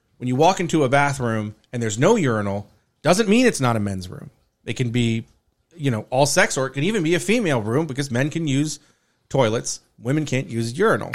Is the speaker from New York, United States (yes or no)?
no; Newbury Park, California, United States; I'm from here in Newbury Park, California.